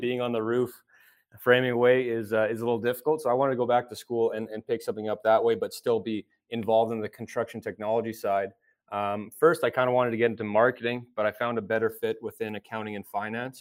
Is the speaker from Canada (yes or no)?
yes; Edmonton, Alberta, Canada; I was born and raised here in Edmonton, Alberta